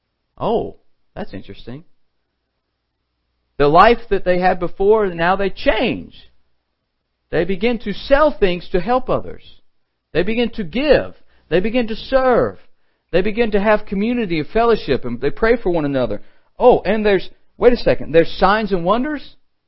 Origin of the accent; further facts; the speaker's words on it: LaGrange, Georgia, United States; I remember the fried chicken growing up in LaGrange, Georgia, Troup County.